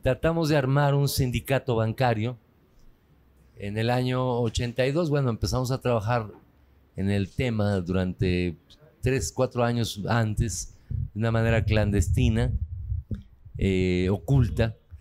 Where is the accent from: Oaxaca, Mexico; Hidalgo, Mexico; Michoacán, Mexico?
Hidalgo, Mexico; Tulancingo; soy de Tulancingo